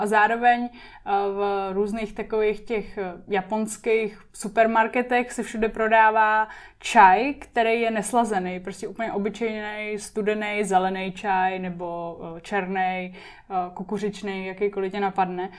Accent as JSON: {"language": "Czech", "town": "Liberec", "region": "Liberec Region", "country": "Czechia", "also_born_or_lived": "Japan / Prague", "moved": "yes", "said": "já jsem z Liberce"}